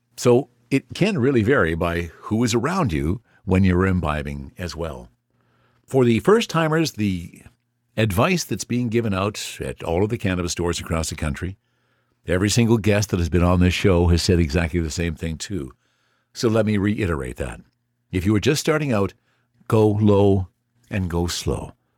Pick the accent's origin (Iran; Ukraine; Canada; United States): Canada; As a Canadian